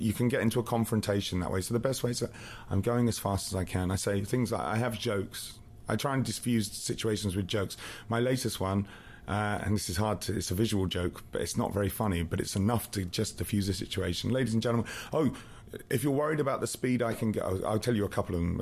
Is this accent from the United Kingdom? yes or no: yes; England, United Kingdom; now in Canada; I'm English, but I live in Canada.